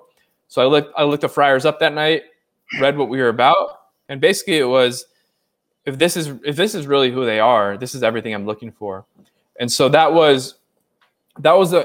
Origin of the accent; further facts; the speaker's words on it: Orange County, California, United States; now in New York City, United States; I'm from Southern California, from Orange County, California